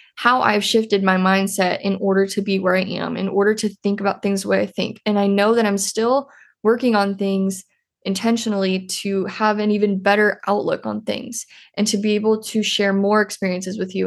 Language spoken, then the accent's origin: English; Iowa, United States; I'm originally from Iowa.